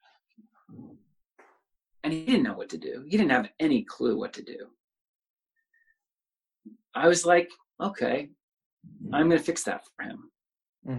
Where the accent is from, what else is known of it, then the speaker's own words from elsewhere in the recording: Kansas City, Missouri, United States; I grew up in Midtown, this is where my family's all lived